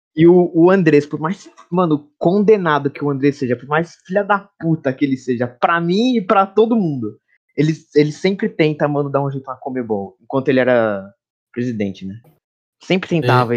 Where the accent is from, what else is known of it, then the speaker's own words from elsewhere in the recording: Brazil; eu, como brasileira